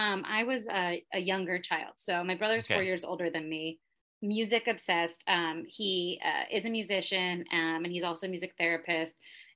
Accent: New Jersey, United States; moved away as an adult; also born or lived in New York City; to start things off, I was raised in New Jersey as well, and then lived there till I was 23. I lived in New York City for a while, and I currently now live in a suburb of the city.

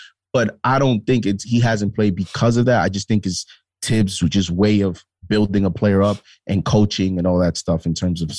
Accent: New York City, New York, United States; I'm from Harlem.

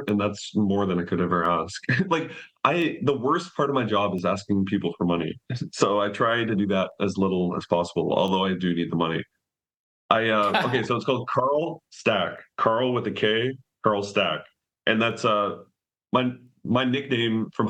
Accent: Canada; moved away as an adult; I'm Canadian

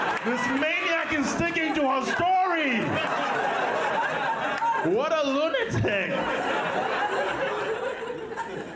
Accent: Kampala, Central Region, Uganda; I was born and raised in Kampala, Uganda

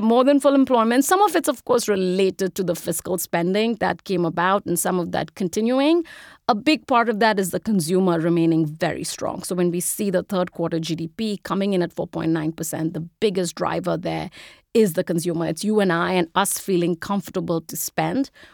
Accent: India; moved away as an adult; I'm an immigrant, if you can't tell from the accent. I grew up in India. I moved here when I was eighteen to go to college.

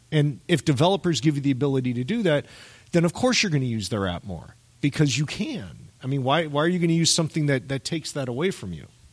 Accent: Miami, Florida, United States; I grew up in Miami

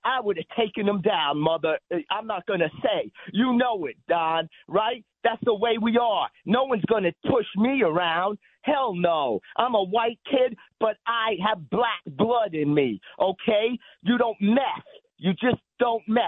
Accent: New York City, New York, United States; now in Saratoga, United States; I grew up in Jackson Houses, on 56th Street and Cortland Avenue

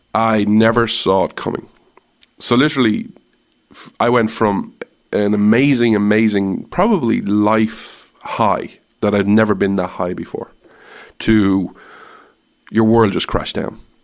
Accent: Ireland; moved away as an adult; now in United States; I'm Irish

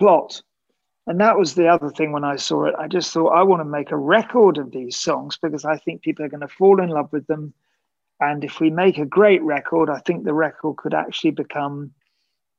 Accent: United Kingdom; as a British writer

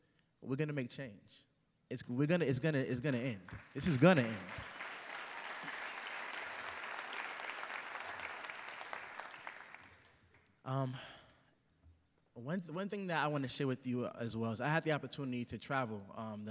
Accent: Boston, Massachusetts, United States; I'm from Dorchester, Massachusetts. It's an inner city community in Boston. And I grew up there

